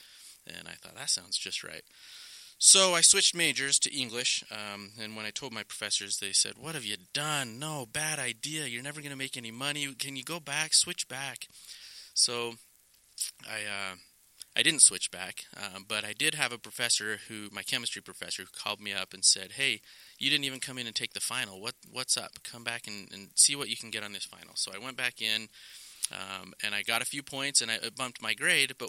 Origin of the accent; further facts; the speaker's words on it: Rigby, Idaho, United States; now in Utah, United States; I grew up in Idaho, southeast Idaho, Rigby to be specific, and have been in Utah